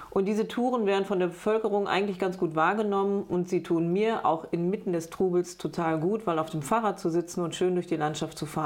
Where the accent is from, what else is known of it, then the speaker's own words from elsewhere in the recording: Bad Lippspringe, North Rhine-Westphalia, Germany; Ich komme aus Bad Lippspringe. Bad Lippspringe ist ein schöner Ort mit ganz viel schützenswerter Natur drumherum.